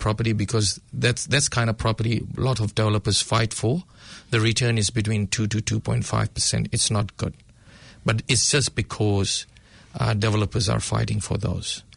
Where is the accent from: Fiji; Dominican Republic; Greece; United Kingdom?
Fiji; moved away as an adult; also born or lived in Papatoetoe, New Zealand; now in Auckland, New Zealand; I was born in Fiji, and in 2004, I moved to New Zealand